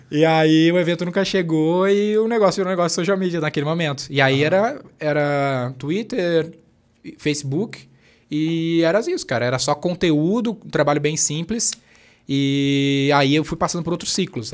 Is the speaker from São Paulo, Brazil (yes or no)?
no; Canoas, Rio Grande do Sul, Brazil; eu venho da periferia do Rio Grande do Sul